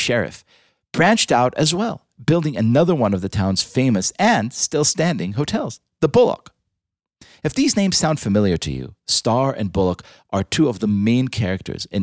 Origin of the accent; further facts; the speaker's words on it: Israel; moved away; I was born in Israel, the indigenous homeland of the Jewish people.